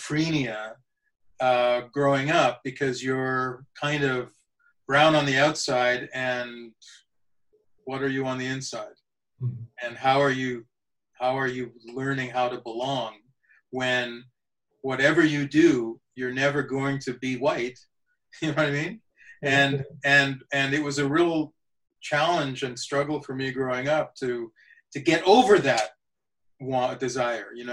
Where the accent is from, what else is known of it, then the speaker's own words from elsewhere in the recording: Saskatoon, Saskatchewan, Canada; also born or lived in India; My family came to Canada when I was a year old. So I didn't have to learn a new culture. Growing up in Canada, being Canadian was my culture.